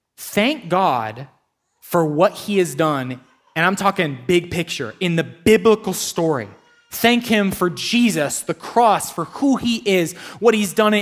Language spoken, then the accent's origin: English; United States; as an American